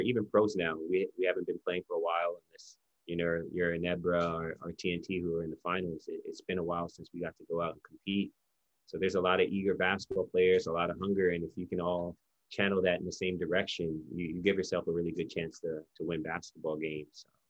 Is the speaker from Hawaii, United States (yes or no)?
yes; Hawaii, United States; moved away as an adult; now in Philippines; we lived yeah. in Hawaii since I was five years old